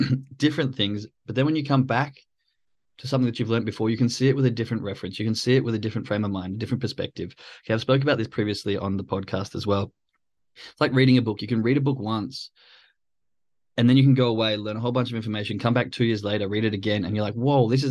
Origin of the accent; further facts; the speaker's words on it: Australia; moved away; I'm Australian